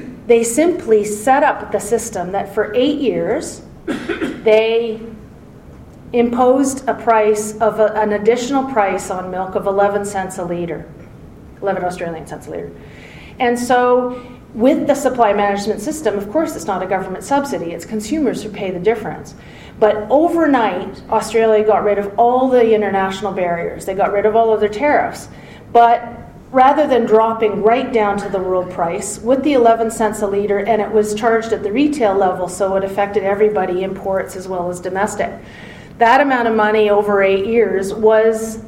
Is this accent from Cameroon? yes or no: no; Southern Ontario, Canada; also born or lived in Toronto; I'm from Ontario, Southern Ontario.